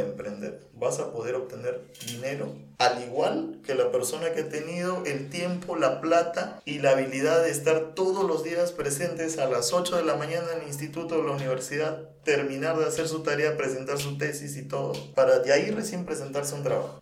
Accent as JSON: {"language": "Spanish", "town": "Nauta", "region": "Loreto", "country": "Peru", "tie": "born or raised there", "also_born_or_lived": "Lima", "moved": "yes", "said": "un pueblo que queda una hora Nauta, que es donde yo nací"}